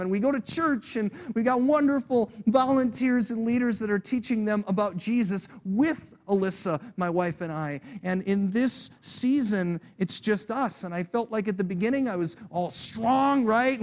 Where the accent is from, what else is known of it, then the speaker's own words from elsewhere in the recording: United States; I was born in America